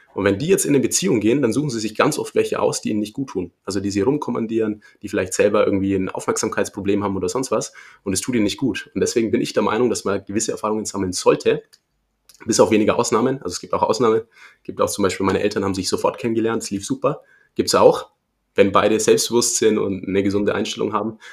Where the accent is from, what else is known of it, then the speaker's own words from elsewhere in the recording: Erlangen, Bavaria, Germany; Ich komme aus Erlangen